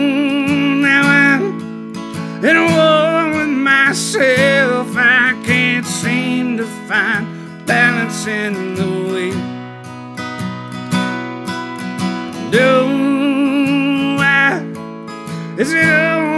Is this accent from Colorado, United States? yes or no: no; Hattiesburg, Mississippi, United States; I'm from Hattiesburg, Mississippi.